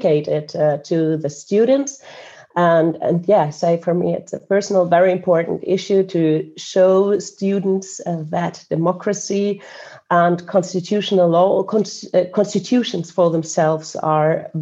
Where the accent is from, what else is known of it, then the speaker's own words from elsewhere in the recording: Germany; now in Estonia; I was born in Estonia, what was then occupied and part of the Soviet Union. My mother's Estonian, my father Colombian, and my parents fled the Soviet Union. That meant that I then afterwards grew up in Germany, what we used to know as Western Germany.